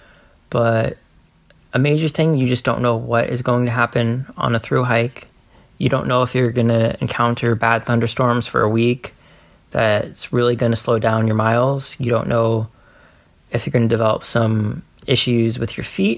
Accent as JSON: {"language": "English", "region": "Iowa", "country": "United States", "tie": "born or raised there", "said": "my home state of Iowa"}